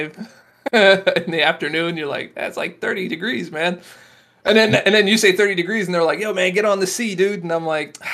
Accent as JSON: {"language": "English", "region": "Florida", "country": "United States", "moved": "yes", "said": "I'm from Florida"}